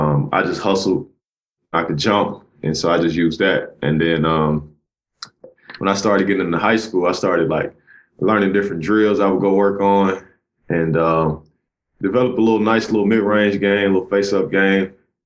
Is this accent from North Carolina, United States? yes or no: no; Cleveland, Mississippi, United States; I grew up in a little small town called Cleveland, Mississippi. Mm-hmm. Grew up in a trailer park, and grew up in an area called the Mississippi Delta.